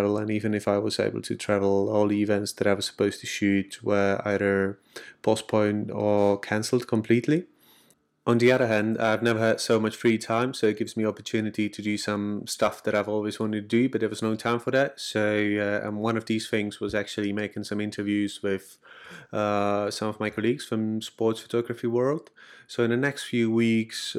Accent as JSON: {"language": "English", "country": "Czechia", "said": "I'm from the Czech Republic"}